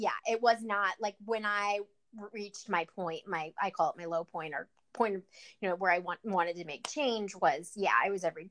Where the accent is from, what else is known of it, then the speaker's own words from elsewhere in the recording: Cleveland, Ohio, United States; I'm from Cleveland, Ohio, a suburb of Cleveland, Ohio